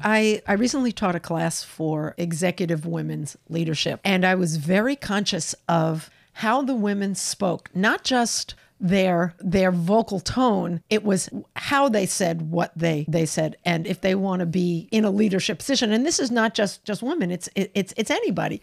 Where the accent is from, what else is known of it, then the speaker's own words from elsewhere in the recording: New York, United States; moved away as an adult; also born or lived in California; I'm a New Yorker